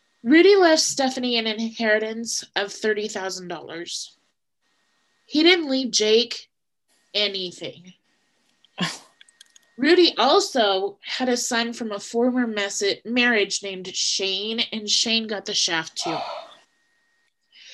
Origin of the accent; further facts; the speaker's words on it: Nebraska, United States; I'm from Nebraska.